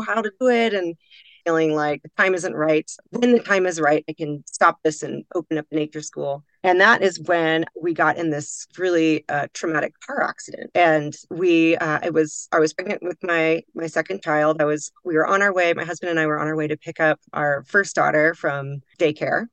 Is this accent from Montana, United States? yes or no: no; Pacific Northwest, Washington's Cascade Mountain Range, United States; now in Boise, United States; i grew up in the shadow of washington's cascade mountain range under beautiful evergreen canopies frolicking in the wild spaces of the pacific northwest